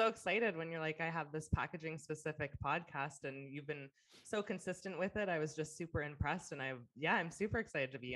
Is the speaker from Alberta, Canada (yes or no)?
no; King City, Ontario, Canada; moved away as an adult; also born or lived in Vancouver; now in Austin, United States; I was born and raised in Ontario